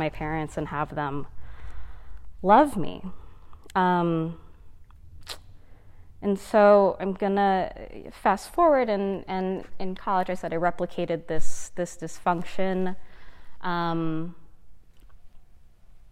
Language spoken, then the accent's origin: English; United States; a first generation American. So my parents are immigrants from the Philippines